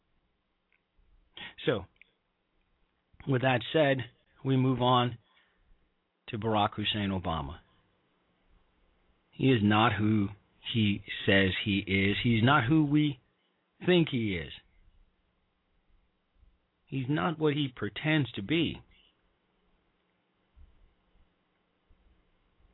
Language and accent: English; Chicago, Illinois, United States; moved away; also born or lived in Evanston, Illinois; I'm a Chicagoan, and I grew up in the city of Chicago